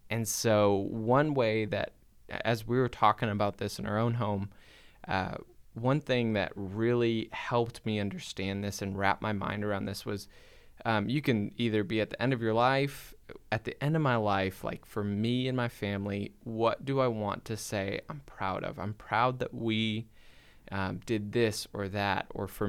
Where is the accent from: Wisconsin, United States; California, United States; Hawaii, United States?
Wisconsin, United States; Yeah, we grew up in Wisconsin on this like hobby farm.